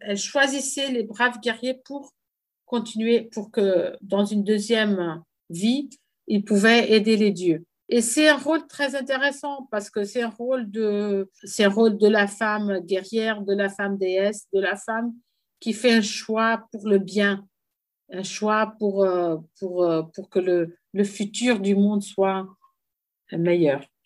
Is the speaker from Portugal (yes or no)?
yes; Portugal; j'étais la première femme euh, en tant que Portugaise à exposer au Guggenheim